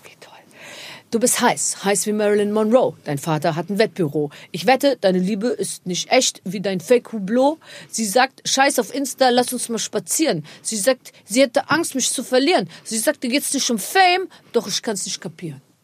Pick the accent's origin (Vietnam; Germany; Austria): Germany; Rhineland-Palatinate; ich komme aus der Pfalz, meine Eltern ja. sind aus der Pfalz